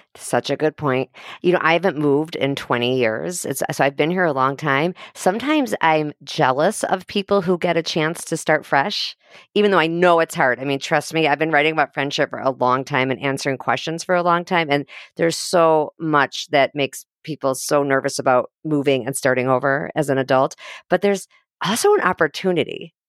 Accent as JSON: {"language": "English", "town": "Highland Park", "region": "Illinois", "country": "United States", "tie": "born or raised there", "moved": "yes", "said": "I grew up in Highland Park"}